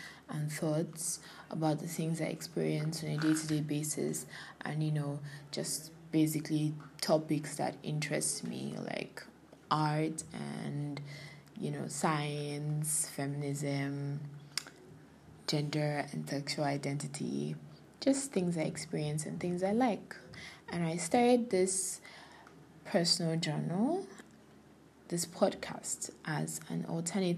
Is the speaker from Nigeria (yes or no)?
yes; Kogi, Nigeria; now in Lagos, Nigeria; I am from Kogi State and I'm based in Lagos.